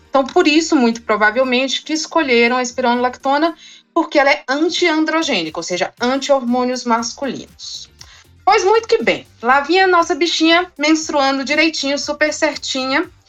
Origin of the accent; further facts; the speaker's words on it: Brasília, Federal District, Brazil; Eu sou de Brasília